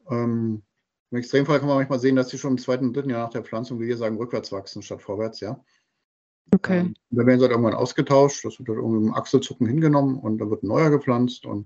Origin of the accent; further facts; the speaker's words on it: Berlin, Germany; Also ich kenne aus meinem Heimatbezirk in, in Berlin, äh, wo ich herstamme, da gibt es Straßen, da stehen noch 80, 100 Jahre alte Bäume.